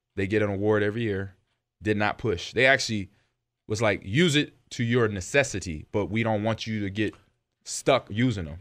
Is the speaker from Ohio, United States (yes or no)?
no; Los Angeles, California, United States; moved away; growing up in Los Angeles